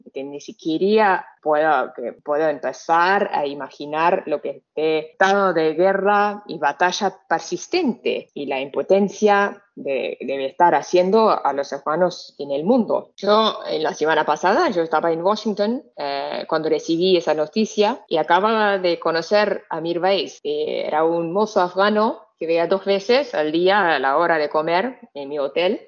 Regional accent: Saudi Arabia; Spanish is a second language; moved away; also born or lived in Pakistan; yo me viví ahí, 20 años de mi vida, crecí ahí

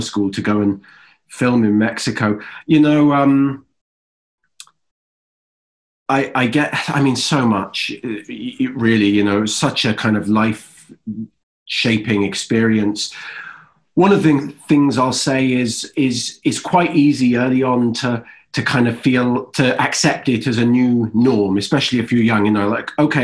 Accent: Wales, United Kingdom; moved away as an adult; also born or lived in England; now in United States; I'm born in England and then I grew up in Wales.

